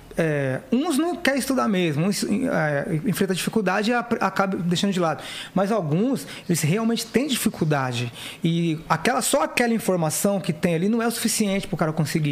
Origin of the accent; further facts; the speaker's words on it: São Paulo, Brazil; eu sou da Zona Leste, ZL ali de São Paulo